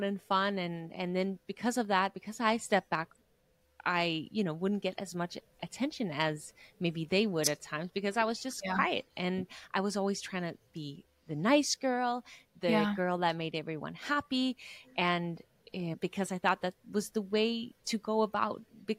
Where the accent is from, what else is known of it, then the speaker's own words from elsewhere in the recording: Denmark; I was a girl growing up in Denmark